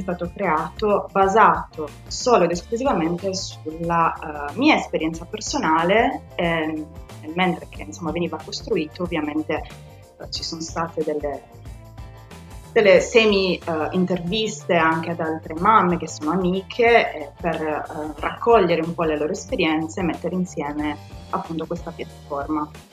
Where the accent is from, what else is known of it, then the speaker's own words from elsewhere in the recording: Sardinia, Italy; moved away as an adult; now in London, United Kingdom; nata e cresciuta in Sardegna, uh, ho conseguito tutti i miei studi qua in Sardegna